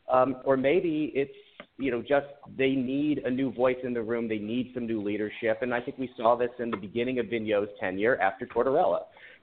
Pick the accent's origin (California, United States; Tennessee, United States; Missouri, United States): Missouri, United States; St. Louis; now in Chicago, United States; I grew up in St. Louis. I live in Chicago now.